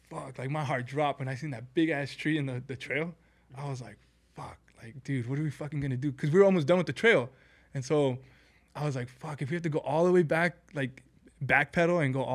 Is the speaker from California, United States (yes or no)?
yes; Southern California, United States; we're from Cali, you know, a couple of Cali people, SoCal Cali people